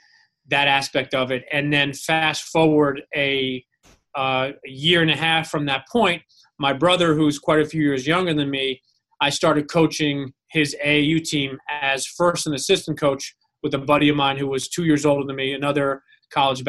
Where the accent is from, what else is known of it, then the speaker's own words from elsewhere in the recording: Westchester, New York, United States; I grew up in Westchester, New York, which is about 35 minutes north of New York City.